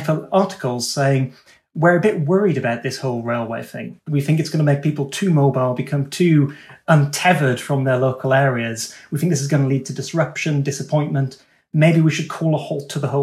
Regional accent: United Kingdom; myself and you, Dan, as British people

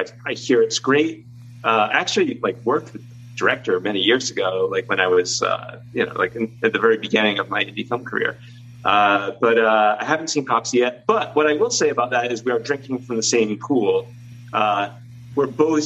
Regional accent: Rhode Island, United States; near where I grew up in Rhode Island

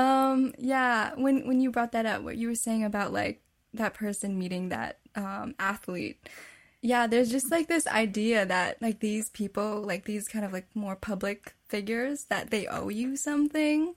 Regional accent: Winnipeg, Manitoba, Canada; I was born and raised in Winnipeg, Canada, to a Filipino family

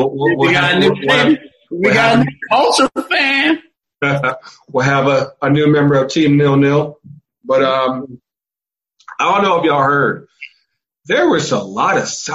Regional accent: North Carolina, United States; I'm from North Carolina

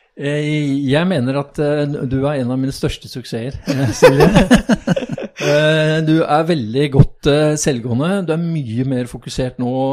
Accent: Oslo, Norway; jeg er født, født og oppvokst på Bogerud, på østkanten.

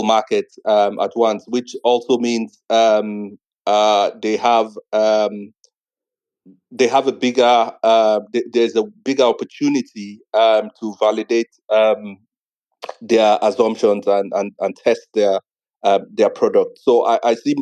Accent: Nigeria; I'm Nigerian

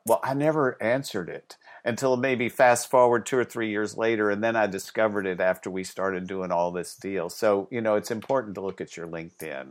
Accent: the South, United States; when I was young, I grew up in the South

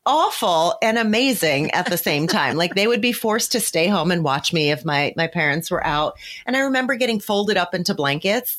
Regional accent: New Jersey, United States; I grew up in poverty in New Jersey, not fancy New Jersey where I live today, where we live today, but in, you know, in a different area of New Jersey.

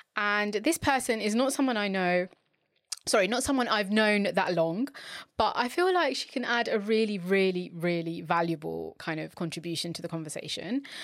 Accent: London, United Kingdom; I'm from London

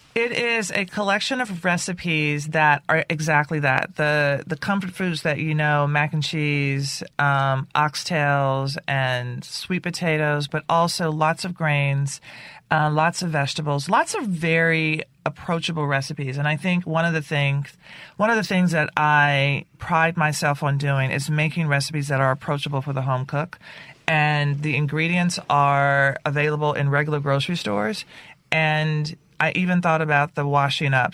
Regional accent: Nashville, Tennessee, United States; growing up in Nashville

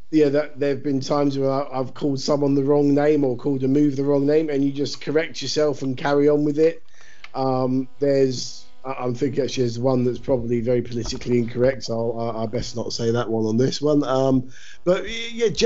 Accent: Brighton, South East England, United Kingdom; my hometown

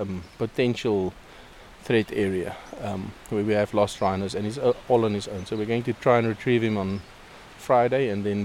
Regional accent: Namibia

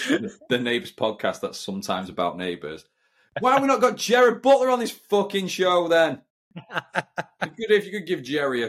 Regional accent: United Kingdom; I'm quite British in that sense.

